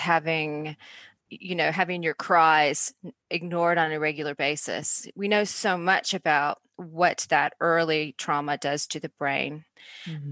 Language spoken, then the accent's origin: English; Atlanta, Georgia, United States; moved away as an adult; now in Australia; Well, I'm in Australia, although I grew up in Atlanta